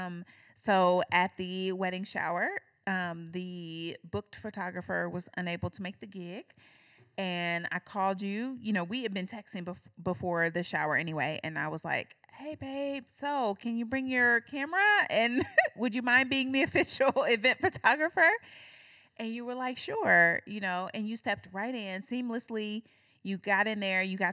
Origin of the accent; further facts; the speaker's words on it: Indianapolis, Indiana, United States; now in Cincinnati, United States; We're from Indianapolis